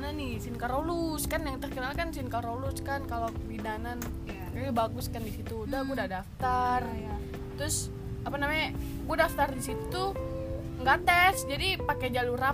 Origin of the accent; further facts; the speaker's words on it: Jakarta, Indonesia; also born or lived in Makassar; papa gue kan orang Flores hmm. mama gue orang Toraja wow. gue lahir di Makassar wow. ya. besarnya di Jakarta